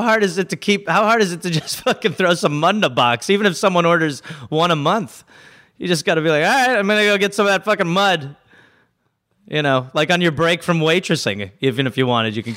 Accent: United States; as an American

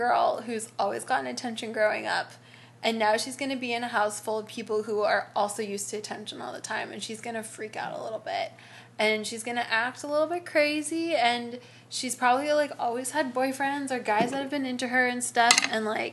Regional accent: California, United States; we love where we're from

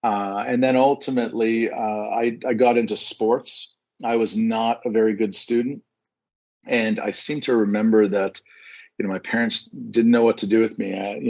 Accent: Waterloo, Ontario, Canada; also born or lived in Portsmouth, England; now in Toronto, Canada; I was born in Portsmouth, England, and but very much think of myself as a Canadian. I grew up here, been here since I was 2 years old, grew up in Waterloo, and spent the last 32 years living in downtown Toronto.

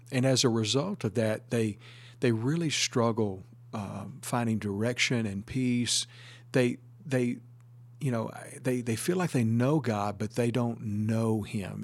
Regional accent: Northeast Texas, United States; moved away as an adult; also born or lived in Saint Petersburg, Florida; Originally, I'm from Northeast Texas

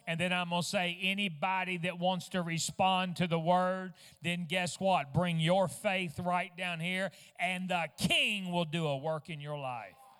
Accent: Fort Smith, Arkansas, United States; also born or lived in West Virginia; I was born in West Virginia and, and I was only like two weeks old whenever we uh, moved to Fort Smith, Arkansas

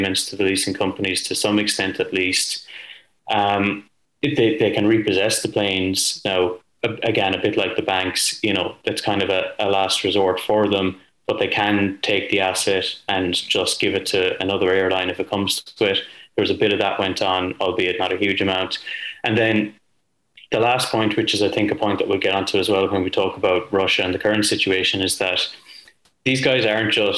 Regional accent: Limerick, Munster, Ireland; moved away; I'm from Limerick originally

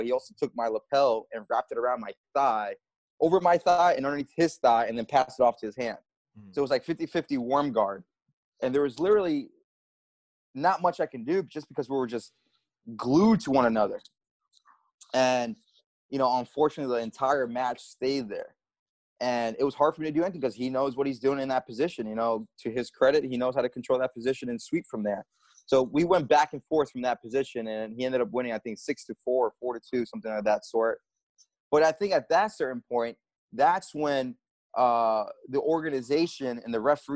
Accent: New York City, New York, United States; I grew up in the Bronx

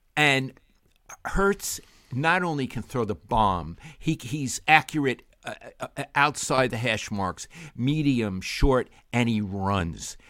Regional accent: New York City, New York, United States; moved away; I grew up in Brooklyn, New York

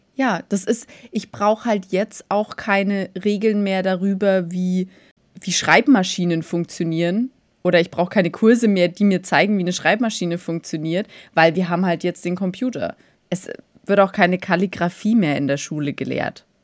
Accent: Germany; bei uns in Deutschland

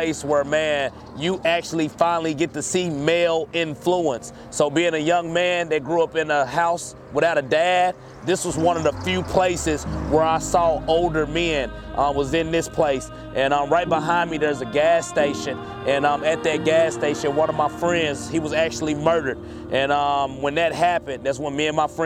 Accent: Jackson, Tennessee, United States; I'm from East Jackson. I grew up on a street called Lincoln Street.

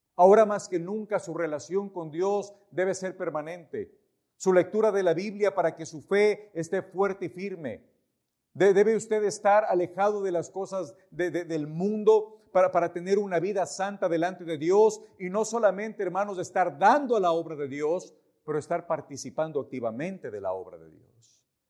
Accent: Ecuador; moved away as an adult; nosotros somos ecuatorianos

